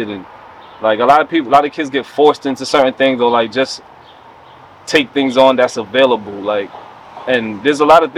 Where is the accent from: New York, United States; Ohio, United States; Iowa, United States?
New York, United States; New York City; I'm from the Bronx